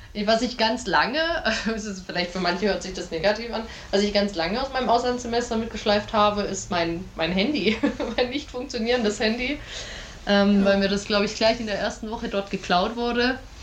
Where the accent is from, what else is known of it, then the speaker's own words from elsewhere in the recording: Germany; als Europäer oder als Deutsche